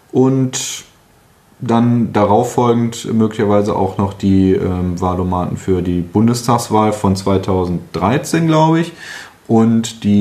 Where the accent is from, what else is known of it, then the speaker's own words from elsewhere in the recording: North Rhine-Westphalia, Germany; Ich komme aus dem Ruhrgebiet, bleiben wir erstmal dabei